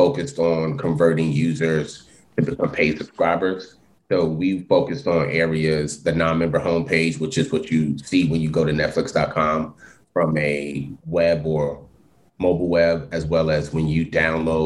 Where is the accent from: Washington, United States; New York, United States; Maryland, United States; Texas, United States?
New York, United States; New York City; I was born and raised in Brooklyn, New York